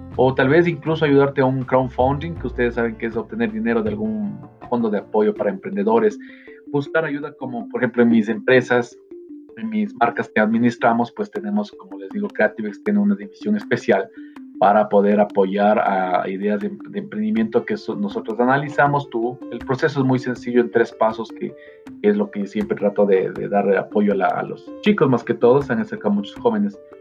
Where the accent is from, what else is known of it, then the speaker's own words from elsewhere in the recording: Ecuador; soy, em, de Ecuador